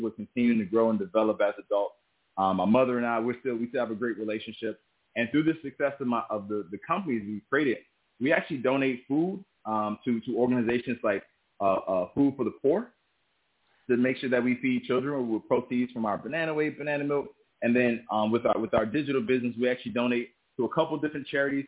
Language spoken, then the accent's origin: English; South Miami, Florida, United States; I'm originally from South Miami, Florida. And I was born to a single mother